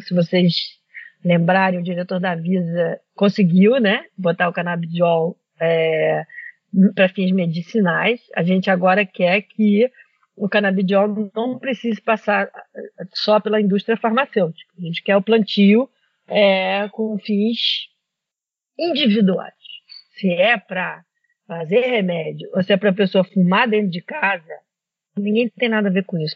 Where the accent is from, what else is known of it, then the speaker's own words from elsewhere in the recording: Brazil; como brasileiros